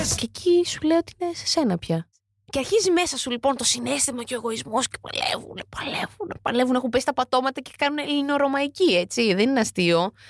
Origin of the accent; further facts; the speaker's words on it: Lamia, Central Greece, Greece; Είμαι και από τη Λαμία